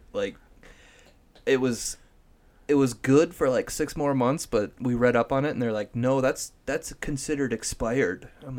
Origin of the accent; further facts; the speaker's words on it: Iowa, United States; Basically, I'm like, no, I'm from Iowa.